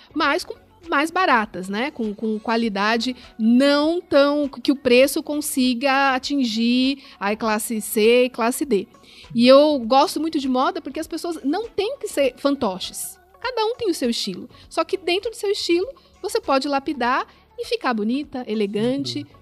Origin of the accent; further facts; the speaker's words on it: São Paulo, Brazil; nasci em São Paulo